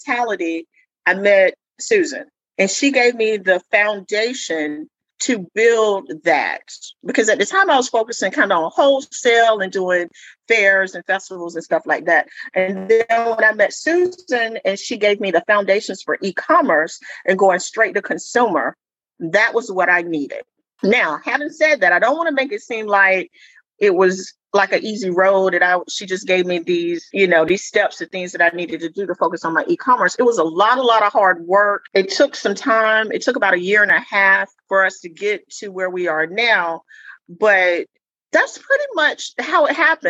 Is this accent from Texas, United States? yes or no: no; Alabama, United States; moved away; also born or lived in North Carolina / Georgia; I was born in Alabama, lived in North Carolina, lived in Georgia.